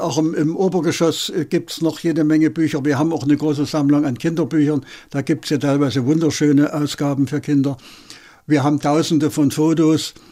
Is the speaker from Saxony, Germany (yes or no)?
yes; Ehrenfriedersdorf, Saxony, Germany; now in Berlin, Germany; Ich bin im Erzgebirge äh, groß geworden, in Ernfriedersdorf, eine kleine Stadt